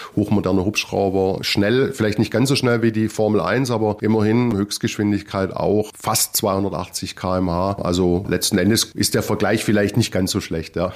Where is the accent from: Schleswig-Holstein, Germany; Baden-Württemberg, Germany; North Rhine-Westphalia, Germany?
Baden-Württemberg, Germany; Ludwigsburg; accent: Swabian; also born or lived in Leipzig / Tübingen; Ich bin tatsächlich gebürtiger Ludwigsburger und bin über verschiedene Ecken, auch im Studium über Leipzig und Tübingen dann wieder tatsächlich zurückgekommen